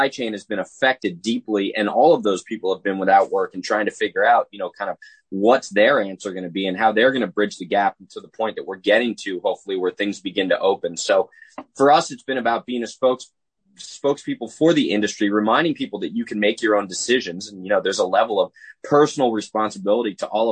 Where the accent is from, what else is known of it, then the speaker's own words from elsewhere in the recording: New Jersey, United States; moved away; I'm originally from Jersey